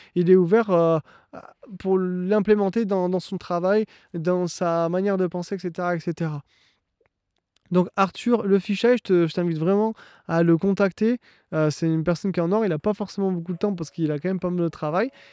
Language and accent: French; France; moved away as an adult; now in Ontario, Canada; Je suis un Français qui est parti il y a six mois s'installer au Canada en Ontario.